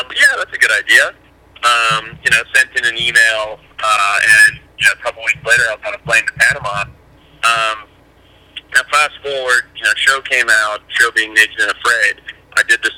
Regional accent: Zimbabwe; now in United States; I grew up in Southern Africa.

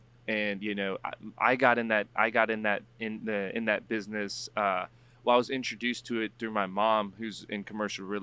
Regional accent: San Antonio, Texas, United States; moved away as an adult; now in Oregon, United States; born and raised in San Antonio, went to college, came back, did real estate for about 4 years here

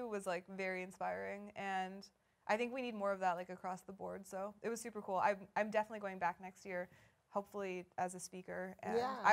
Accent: Vancouver, British Columbia, Canada; I grew up in Vancouver.

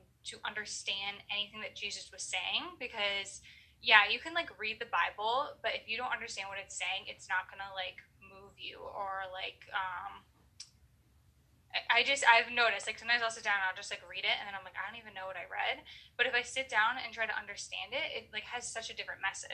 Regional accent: Maine, United States; I am from Maine

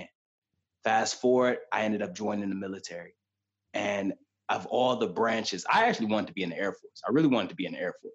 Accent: Detroit, Michigan, United States; now in California, United States; coming from Detroit, Michigan, and being from Detroit, which is one of the most dangerous cities in America

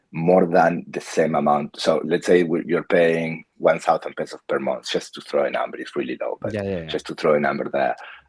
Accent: Patagonia, Argentina; moved away as an adult; also born or lived in Buenos Aires, Argentina; now in Australia; I was born in Argentina. I lived most of my life in Patagonia.

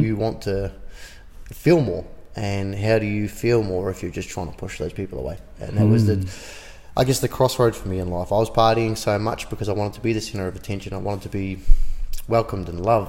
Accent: Auckland, New Zealand; growing up in West Auckland, a lot of the boys that grew up there

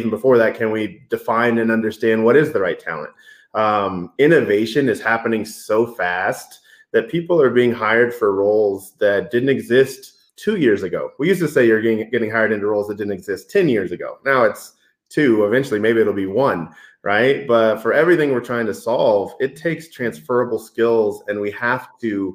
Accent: Denver, Colorado, United States; also born or lived in Boston, Massachusetts; I am close to a Colorado native. Moved here when I was 3, but my dad was in the Air Force, so I happened to be born right outside of Boston. And moved here when I was young. Always grew up

